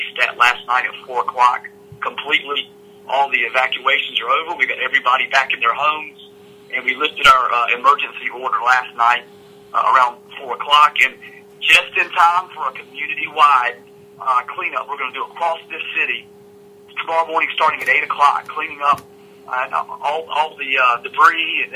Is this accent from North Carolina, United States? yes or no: yes; Vanceboro, North Carolina, United States; now in Greenville, United States; I was born and raised in Craven County, a son of Vanceburg